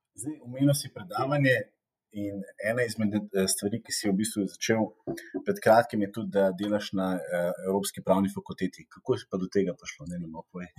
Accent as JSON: {"language": "Slovenian", "country": "Slovenia", "said": "smo Slovenci"}